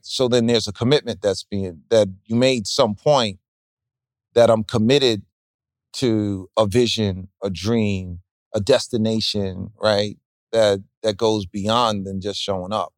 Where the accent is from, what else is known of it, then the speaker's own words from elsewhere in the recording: New York, United States; me as being a New Yorker